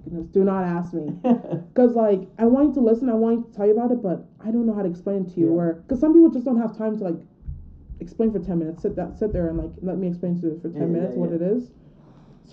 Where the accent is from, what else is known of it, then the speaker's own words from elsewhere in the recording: Cameroon; also born or lived in Massachusetts; now in Utah, United States; I'm originally from Massachusetts. You know, I grew up in Cameroon, then moved to Massachusetts.